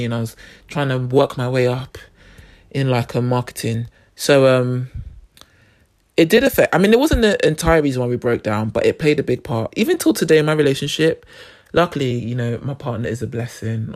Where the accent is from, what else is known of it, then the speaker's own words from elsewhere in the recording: Nigeria; I'm Nigerian